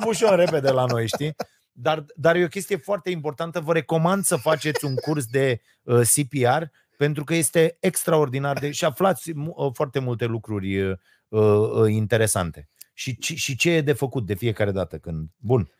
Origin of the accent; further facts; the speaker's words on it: Romania; noi românii